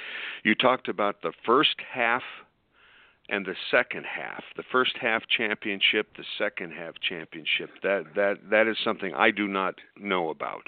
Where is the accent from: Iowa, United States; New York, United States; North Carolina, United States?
Iowa, United States; I grew up in Iowa